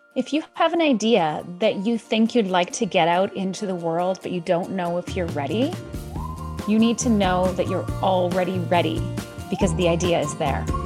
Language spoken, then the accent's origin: English; Canada; moved away as an adult; also born or lived in France / Indonesia; I'm originally from Canada.